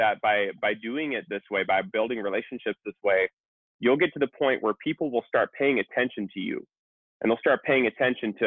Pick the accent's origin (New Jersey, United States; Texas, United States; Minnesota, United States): Minnesota, United States; I grew up in Minnesota